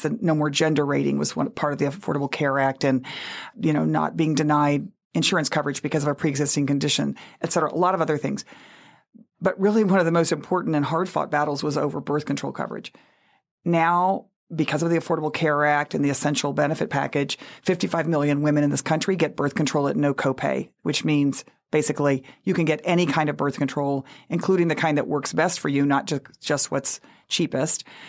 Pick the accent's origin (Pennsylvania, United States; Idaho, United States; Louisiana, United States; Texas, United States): Texas, United States; moved away as an adult; also born or lived in New Orleans; I grew up in Texas with the farm workers movement